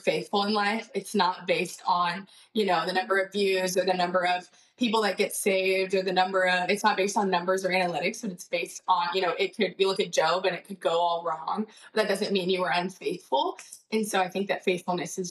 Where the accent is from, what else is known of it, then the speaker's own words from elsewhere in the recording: Austin and Waco, Texas, United States; I was born and raised in Austin and Waco.